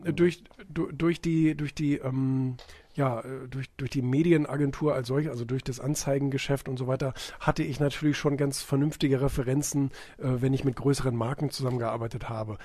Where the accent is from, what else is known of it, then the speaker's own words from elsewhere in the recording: Bremen, Germany; moved away; also born or lived in Rotenburg; das ist mein Geburtsort